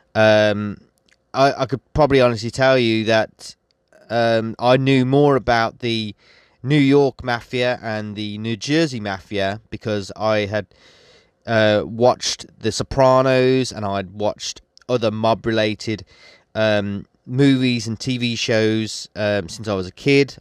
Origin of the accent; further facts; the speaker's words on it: West Midlands, United Kingdom; I'm from the West Midlands.